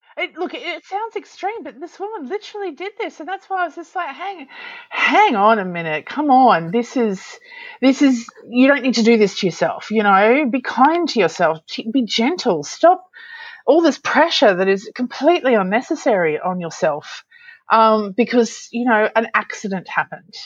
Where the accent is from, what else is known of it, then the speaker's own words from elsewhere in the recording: Australia; I'm an Aussie